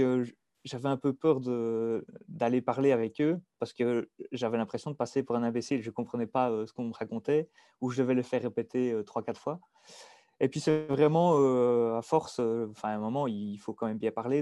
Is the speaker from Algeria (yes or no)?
no; Dinant, Wallonia, Belgium; accent: Belgian; moved away as an adult; also born or lived in Liège / Norway; je suis belge. Donc, je viens plus précisément de Dinan